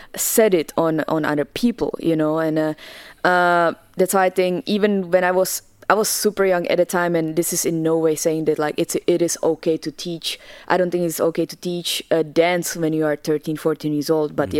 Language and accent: English; Česká Kamenice, Ústí nad Labem Region, Czechia; English is a second language; moved away as an adult; now in United States; I'm originally from the Czech Republic. Uh, I grew up there and uh, I actually didn't move to America until I was 18